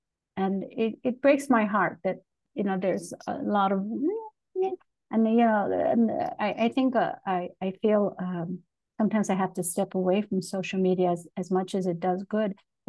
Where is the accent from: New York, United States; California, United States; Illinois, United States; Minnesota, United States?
Illinois, United States; Chicago; now in Texas, United States; I think that's one of the things that I learned growing up in Chicago, Tony. You know, we had to collaborate to have power. The brown community with the black community. And when I moved to Texas, there weren't those brown-black coalitions.